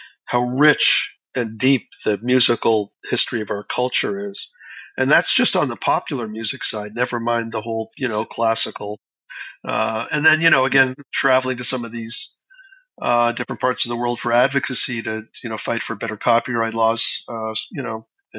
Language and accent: English; Canada; It's not like I'm going to ever sound like a Brazilian, you know, as a Canadian.